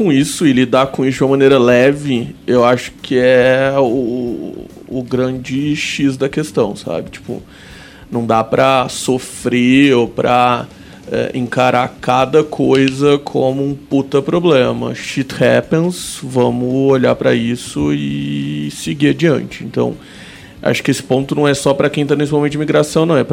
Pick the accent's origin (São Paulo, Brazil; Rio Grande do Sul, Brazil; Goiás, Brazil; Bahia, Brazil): São Paulo, Brazil; Franca; now in São Paulo, Brazil; Sou de Franca.